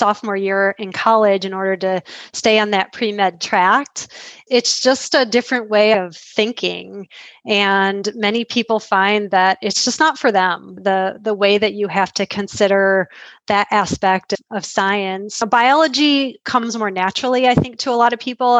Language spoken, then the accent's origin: English; Metro Detroit area, Michigan, United States; now in Grand Rapids, United States; I grew up outside of Metro Detroit area.